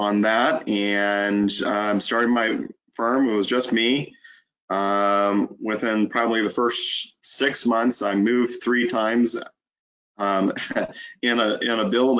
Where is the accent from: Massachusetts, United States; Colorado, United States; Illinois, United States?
Illinois, United States; Alton; I was born and raised in Alton